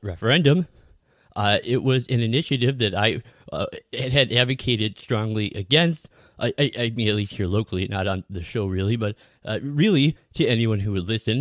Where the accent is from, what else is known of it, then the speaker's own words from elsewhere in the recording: Minneapolis, Minnesota, United States; my hometown in the Twin Cities, where I have lived for virtually my entire life